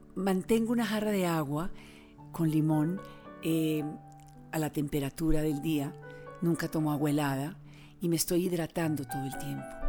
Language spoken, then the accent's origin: Spanish; Tolima, Colombia; Vengo del Tolima, mi madre era del Tolima, mi padre de Bogotá